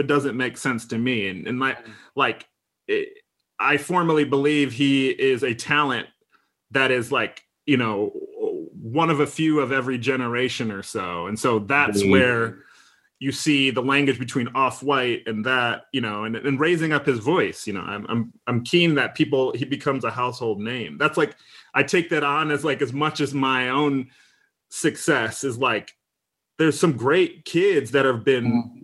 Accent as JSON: {"language": "English", "region": "Midwest", "country": "United States", "said": "I'm from the Midwest of America, right? I'm not from New York or LA."}